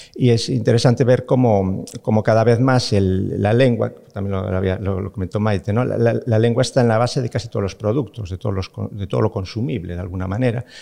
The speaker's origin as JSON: {"language": "Spanish", "region": "Galicia", "country": "Spain", "said": "siendo gallego"}